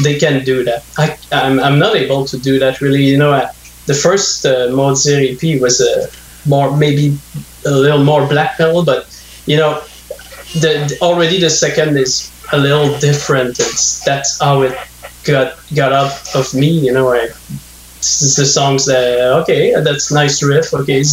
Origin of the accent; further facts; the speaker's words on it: north of Montreal, Quebec, Canada; English is a second language; now in Montreal, Canada; I'm in Montreal right now, but I grew up north of Montreal, and in the 80s when there was like no English speaking where I grew up